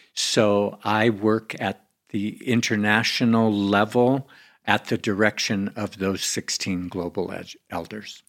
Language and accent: English; United States; I come from America.